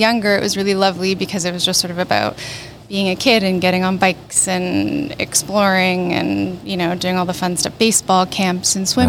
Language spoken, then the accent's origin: English; Vancouver, British Columbia, Canada; moved away as an adult; now in Toronto, Canada; I grew up in Vancouver with my mom and dad.